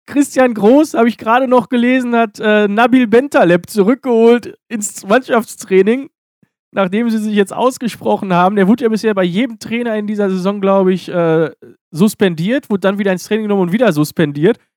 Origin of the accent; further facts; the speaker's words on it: Dortmund, North Rhine-Westphalia, Germany; Das Schöne ist, dass man als Dortmunder immer noch nach Schalke gucken kann.